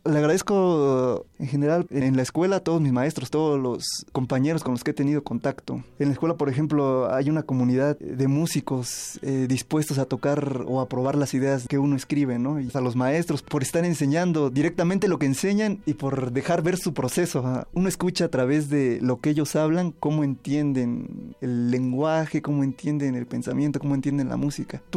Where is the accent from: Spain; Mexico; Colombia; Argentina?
Mexico; Ocotlán de Morelos, Oaxaca; Soy originario de Ocotlán de Morelos, Oaxaca, Nací el 8 de septiembre de 1991